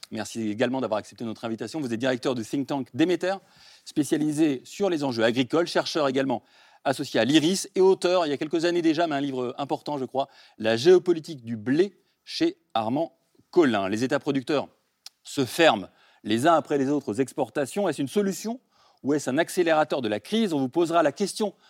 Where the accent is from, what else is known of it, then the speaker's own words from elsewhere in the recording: France; chez nous en France